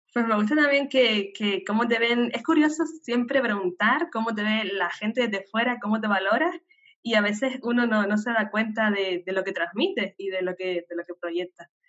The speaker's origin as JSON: {"language": "Spanish", "region": "Canary Islands", "country": "Spain", "tie": "born or raised there", "said": "nacida en Canarias"}